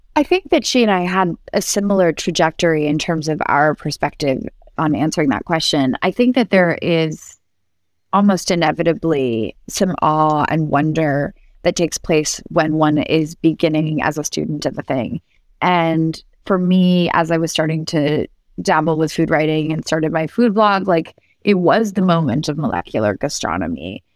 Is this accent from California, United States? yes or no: no; New York City, New York, United States; also born or lived in Barcelona; New York City, which is my hometown